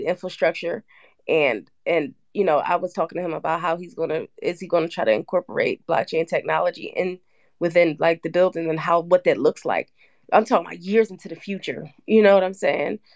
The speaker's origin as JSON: {"language": "English", "town": "Philadelphia", "region": "Pennsylvania", "country": "United States", "said": "I'm from Philadelphia"}